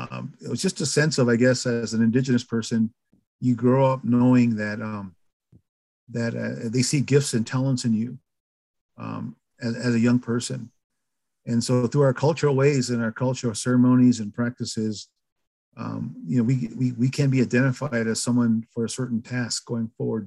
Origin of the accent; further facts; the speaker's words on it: White River, South Dakota, United States; also born or lived in Pine Ridge Indian Reservation, South Dakota; I moved to Rosebud, which is about 100 miles east of Pine Ridge in South Dakota. So I went through K through 12 in a town called White River, South Dakota